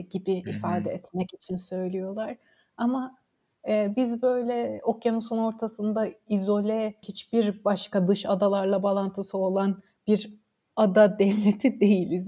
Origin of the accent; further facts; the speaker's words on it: Samsun, Turkey; moved away as an adult; also born or lived in Durham, United Kingdom / St Andrews, United Kingdom; Karadenizli olmamıza rağmen, ben de Samsun'da doğdum